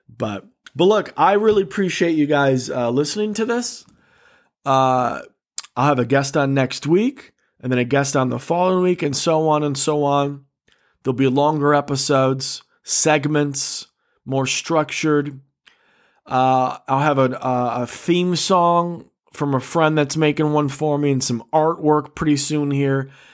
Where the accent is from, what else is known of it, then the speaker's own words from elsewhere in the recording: Michigan, United States; I am a comic from Michigan.